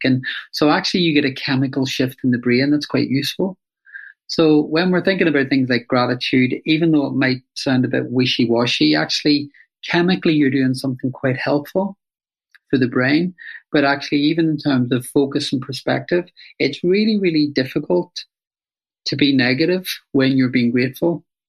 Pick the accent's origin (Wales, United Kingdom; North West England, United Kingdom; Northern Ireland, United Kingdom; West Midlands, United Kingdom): Northern Ireland, United Kingdom; Belfast; I grew up in Northern Ireland during the Troubles in Belfast